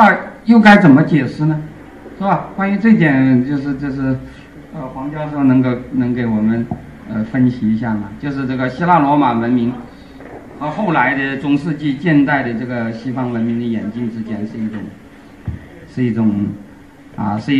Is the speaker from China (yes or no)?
yes; China; 就是我们中国人经常都说我们中华文明是世界上唯一延续了什么若干千年